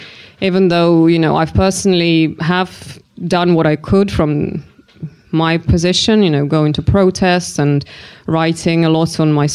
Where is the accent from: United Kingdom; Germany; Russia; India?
Russia; English is a second language; moved away; as a Russian who lived in the West for the last 25 years almost